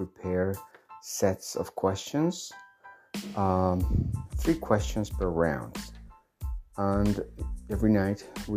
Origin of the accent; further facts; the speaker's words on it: Bolivia; I'm from Bolivia